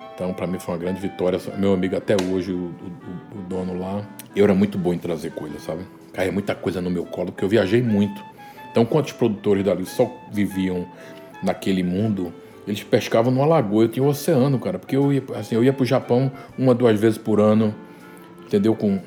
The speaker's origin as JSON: {"language": "Portuguese", "town": "Recife", "region": "Pernambuco", "country": "Brazil", "moved": "yes"}